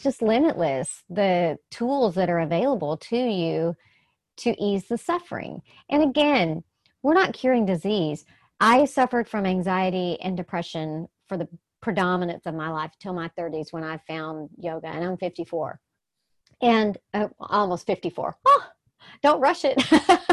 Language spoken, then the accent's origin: English; the South, United States; I'm from the South